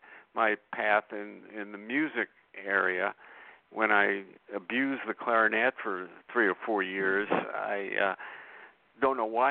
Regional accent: New York City, New York, United States; I was born in 1947 in Brooklyn, New York. And as any kid growing up in Brooklyn at that time

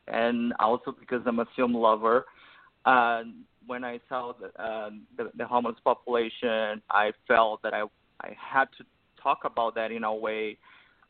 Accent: Brazil; moved away as an adult; now in Los Angeles, United States; I grew up in Brazil. I moved here when I was 28 years old, like 6 years ago.

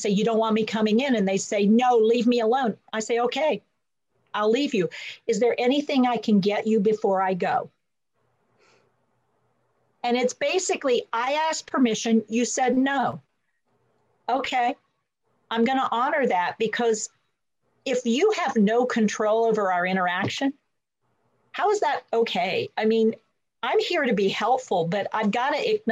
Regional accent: North Carolina, United States; I'm from North Carolina

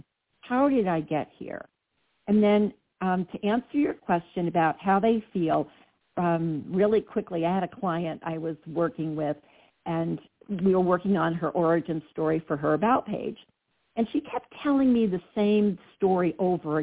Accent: New Jersey, United States; I'm from Jersey

